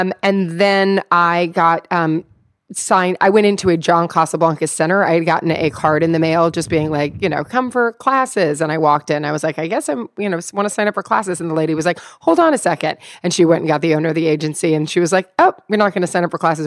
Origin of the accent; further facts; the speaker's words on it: Louisville, Kentucky, United States; I'm from Louisville, Kentucky.